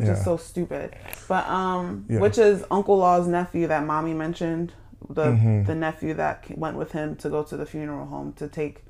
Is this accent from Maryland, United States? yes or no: yes; Maryland, United States; I'm from Maryland.